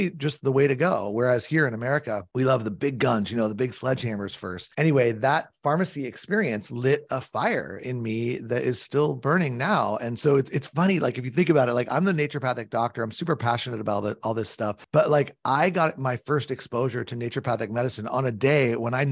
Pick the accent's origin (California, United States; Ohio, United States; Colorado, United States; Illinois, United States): California, United States; I grew up in California.